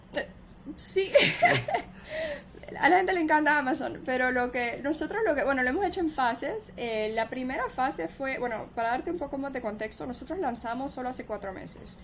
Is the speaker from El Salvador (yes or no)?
yes; El Salvador; also born or lived in United States; now in Miami, United States; yo soy de El Salvador, yo crecí en El Salvador y yo crecí hablando dos idiomas.